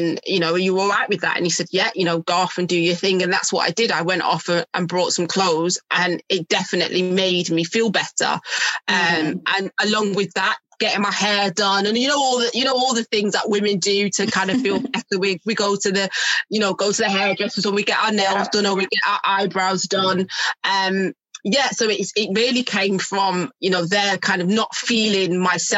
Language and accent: English; Manchester, North West England, United Kingdom; now in Milton Keynes, United Kingdom; I'm from Manchester as well